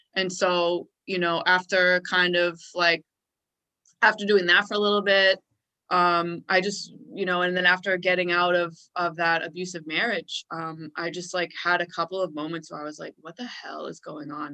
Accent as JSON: {"language": "English", "town": "Boston", "region": "Massachusetts", "country": "United States", "said": "I'm from Boston"}